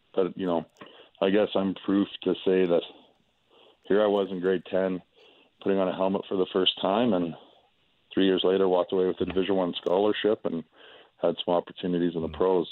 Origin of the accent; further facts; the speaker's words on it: Calgary, Alberta, Canada; moved away as an adult; also born or lived in United States / Edmonton; I'm from Calgary